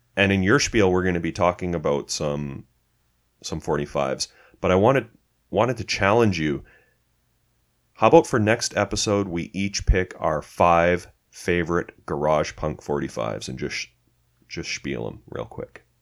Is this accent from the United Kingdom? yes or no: no; Canada; we're Canadian